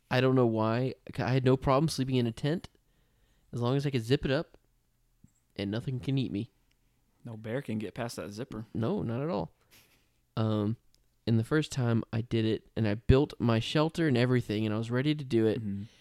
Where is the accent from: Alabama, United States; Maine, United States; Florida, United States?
Florida, United States; because I grew up in Florida and I did eight years of Boy Scouts in Florida.